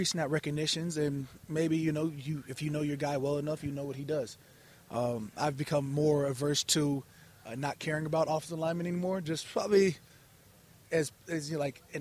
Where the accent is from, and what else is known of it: Chandler, Arizona, United States; also born or lived in Eden Prairie, Minnesota